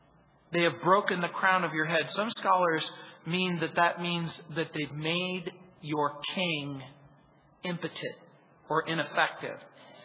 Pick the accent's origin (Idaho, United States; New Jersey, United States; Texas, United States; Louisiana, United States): Louisiana, United States; New Orleans; born there; I was born in New Orleans and spent my summers there.